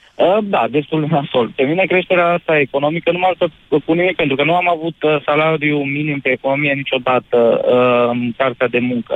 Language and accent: Romanian; Oradea, Bihor County, Romania; sunt din Oradea